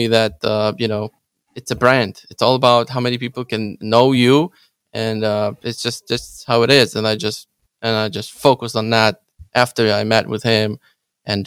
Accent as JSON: {"language": "English", "country": "Ukraine", "second_language": "English", "moved": "yes", "lives_now": "Chicago, United States", "said": "I'm Ukrainian. English is my second language."}